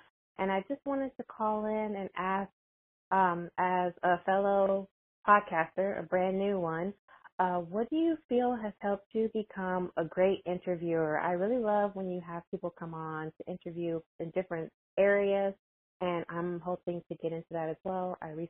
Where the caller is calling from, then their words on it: Houston, Texas, United States; I'm calling from Houston, Texas.